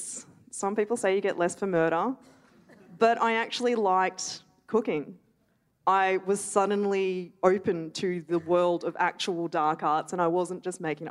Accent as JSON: {"language": "English", "town": "Melbourne", "region": "Victoria", "country": "Australia", "tie": "born or raised there", "moved": "yes", "lives_now": "Darwin, Australia", "said": "I grew up in Melbourne"}